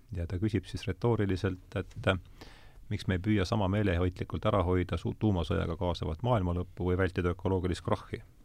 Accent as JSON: {"language": "Estonian", "town": "Rakvere", "region": "Lääne-Viru County", "country": "Estonia", "said": "ma olen Rakveres pärit"}